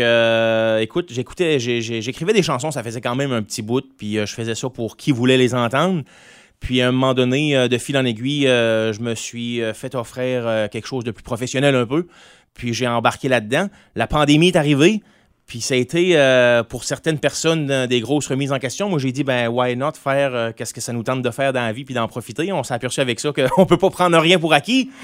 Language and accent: French; Grande-Rivière, Quebec, Canada; à Grande-Rivière, parce qu'il faut pas oublier, moi, là, que je viens de la Gaspésie